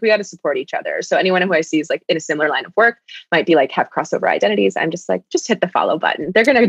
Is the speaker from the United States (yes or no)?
yes; Detroit, Michigan, United States; I'm actually from originally from Detroit, and I'm biracial. So my dad is Lebanese and my mom is Indonesian.